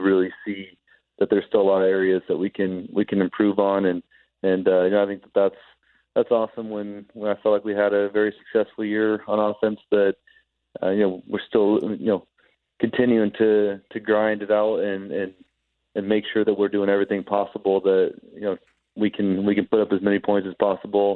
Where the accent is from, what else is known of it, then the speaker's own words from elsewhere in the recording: California, United States; moved away as an adult; I grew up in California.